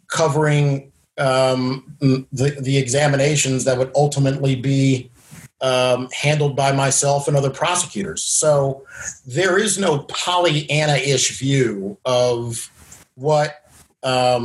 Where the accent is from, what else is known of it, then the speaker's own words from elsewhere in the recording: Washington, District of Columbia, United States; Washington, D.C., my hometown